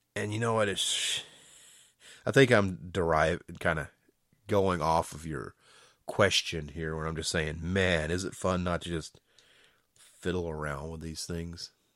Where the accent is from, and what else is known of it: Georgia, United States